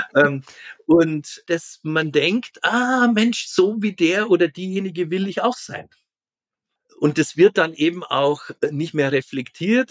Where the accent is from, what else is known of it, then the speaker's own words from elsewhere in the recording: a farming village in Catholic Bavaria, Germany; ich bin am Bauerndorf groß geworden